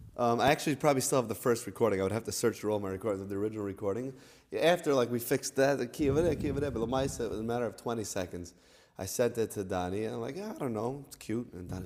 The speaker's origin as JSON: {"language": "English", "town": "New York City", "region": "New York", "country": "United States", "tie": "born or raised there", "said": "We grew up together in New York City."}